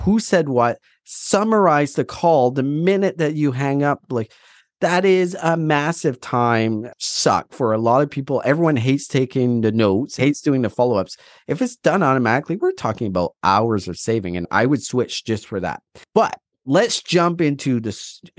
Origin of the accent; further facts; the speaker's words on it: Atlantic Canada, Canada; now in Alberta, Canada; Well, first of all, I'm from Atlantic Canada and I moved out west during the migration of no jobs